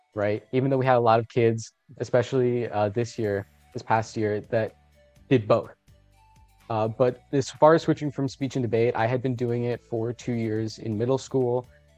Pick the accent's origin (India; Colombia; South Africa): Colombia; now in South Florida, United States; So I'm Colombian. I was born in Colombia. I moved to the United States and I currently live in South Florida.